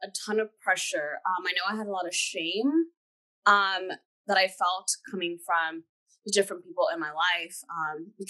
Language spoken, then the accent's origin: English; Kenya; moved away; I'm actually full-blood Kenyan. I was born in Kenya.